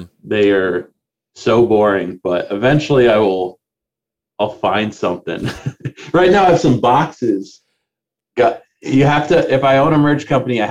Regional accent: Lexington, Nebraska, United States; I grew up in like Lexington, Nebraska

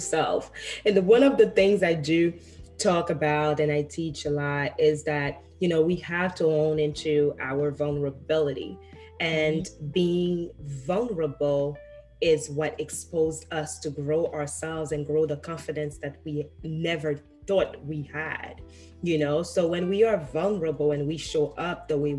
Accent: Haiti; moved away; I grew up in Haiti

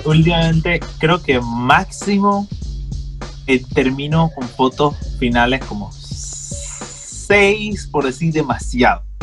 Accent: Panamá Oeste, Panama; yo me crié en Panamá Oeste todo el tiempo

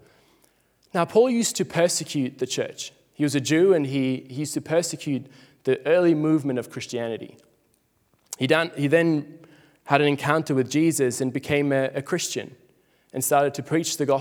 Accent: Switzerland; moved away as an adult; now in Australia; growing up in Switzerland, it's very similar to Australia

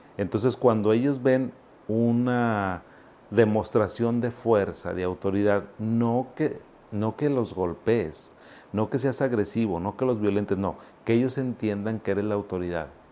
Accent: Monterrey, Nuevo León, Mexico; also born or lived in Zacatecas, Mexico; yo no soy regio. Bueno, soy regio porque pues ya soy de aquí toda la vida, pero yo llegué a Monterrey a los 7, 8 años. Yo soy zacatecano

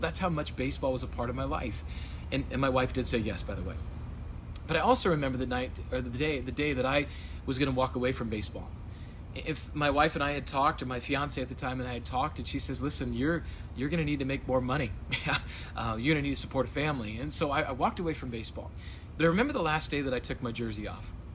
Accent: Rapid City, South Dakota, United States; moved away as an adult; also born or lived in Sioux Falls / Chicago, Illinois; I am from Rapid City, South Dakota. That's where I was born and raised.

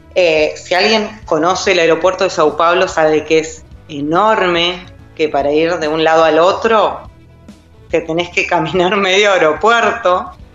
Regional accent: Neuquén, Argentina; moved away as an adult; nos tomamos un avión de Neuquén a Buenos Aires, somos de Neuquén Capital

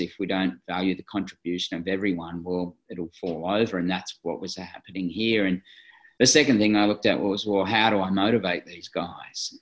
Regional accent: Australia

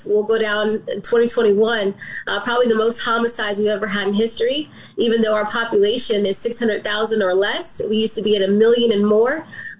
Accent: Southern Maryland, United States; now in Baltimore, United States; I grew up in Southern Maryland. I moved to Baltimore about 10, 11 years ago.

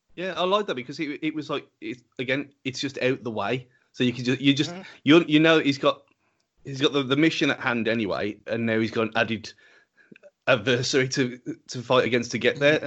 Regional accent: England, United Kingdom; because we are English

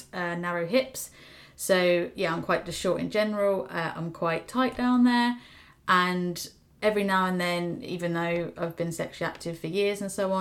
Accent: United Kingdom; as a British person

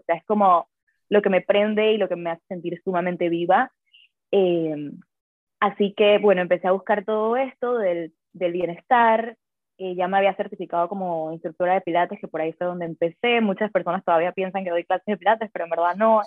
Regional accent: Panama; soy de Panamá

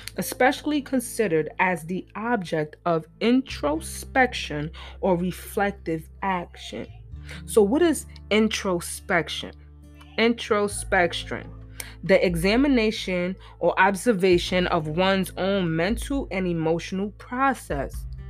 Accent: New York, United States; I'm from New York

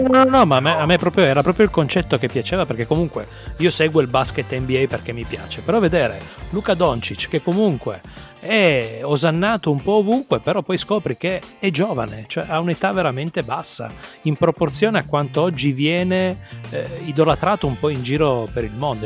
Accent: Turin, Piedmont, Italy; moved away as an adult; now in Trieste, Italy; sono di Torino trapiantato, sono okay. qua da 18 anni

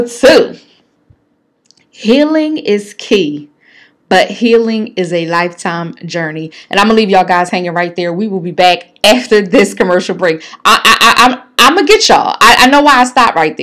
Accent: Philadelphia, Pennsylvania, United States; me growing up in North Philly

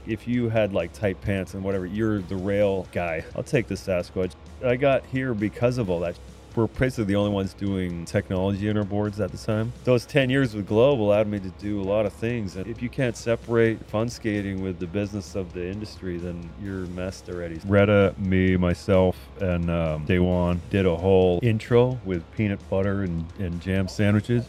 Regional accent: Niagara Falls, Ontario, Canada; also born or lived in Blaine / Los Angeles; now in Vancouver, Canada; I was born in Niagara Falls, Ontario

